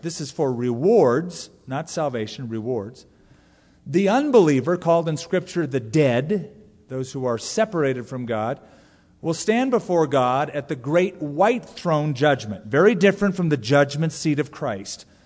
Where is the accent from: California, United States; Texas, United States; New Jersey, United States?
California, United States; when I was growing up in California